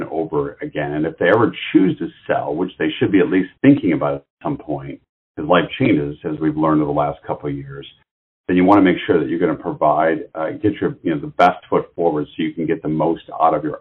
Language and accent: English; Detroit, Michigan, United States; I'm from the Detroit area originally